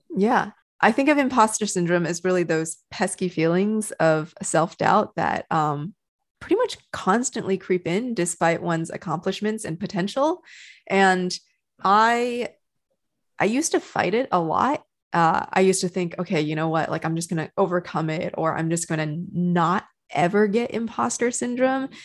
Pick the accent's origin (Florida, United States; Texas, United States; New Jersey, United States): Texas, United States; moved away as an adult; also born or lived in China / Canada / New York; now in California, United States; So for most of my adult life, I grew up in Texas